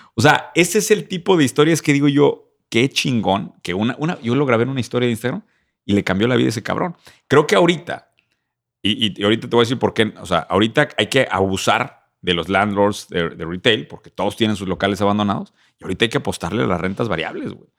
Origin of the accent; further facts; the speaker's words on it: Querétaro, Mexico; Nos de Querétaro